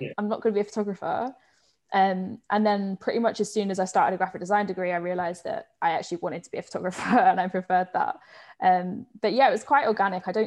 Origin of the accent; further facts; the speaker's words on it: Croydon, London, United Kingdom; moved away as an adult; now in Manchester, United Kingdom; I'm from South London. So I'm from just outside of Croydon.